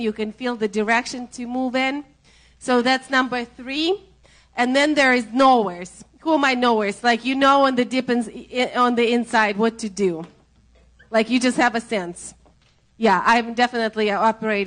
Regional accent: Russia; accent: Russian; English is a second language; My Russian accent

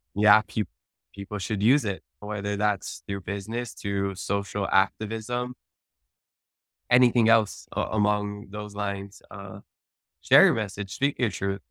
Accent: Hawaii, United States; first language Hawaiian; English is a second language; I've been so blessed with a Hawaiian immersion background, Hawaiian as my first language

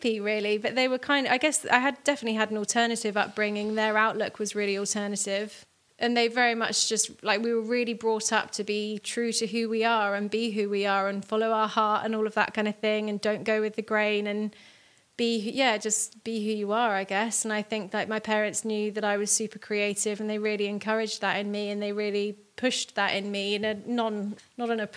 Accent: Bath, South West England, United Kingdom; moved away as an adult; also born or lived in Brighton; I grew up just outside Bath in the UK.

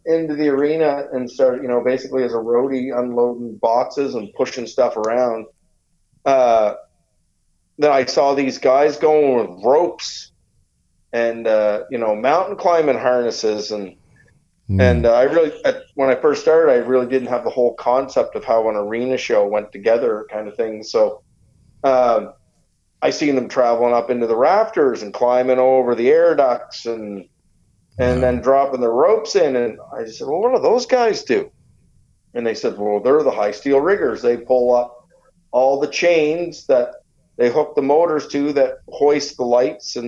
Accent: Saint John, New Brunswick, Canada; We were really lucky as kids here growing up in St. John

